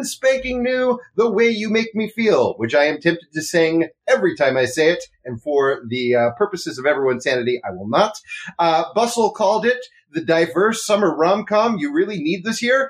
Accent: East Coast, United States; moved away as an adult; now in Los Angeles, United States; I grew up on the East Coast and moved here about 10 years ago.

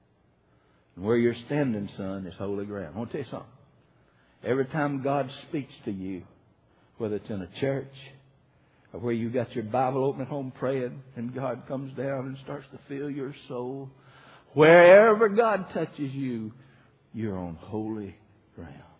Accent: Decatur, United States; also born or lived in Coldwater; I was born in Decatur and got saved down in Coldwater and all around that area right there

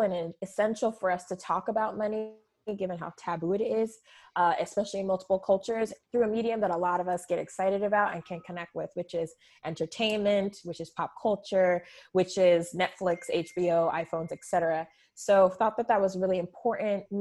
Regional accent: Fontana, California, United States; now in Los Angeles, United States; I'm somebody who grew up in a very multicultural community in Rancho, in Fontana

